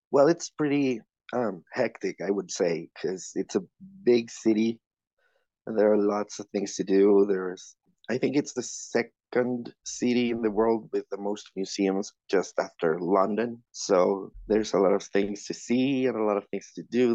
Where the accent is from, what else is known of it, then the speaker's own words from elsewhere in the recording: Mexico City, Mexico; I'm from Mexico City.